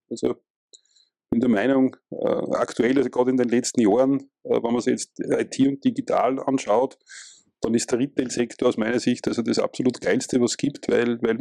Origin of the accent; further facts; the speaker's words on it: Austria; ich komme aus Österreich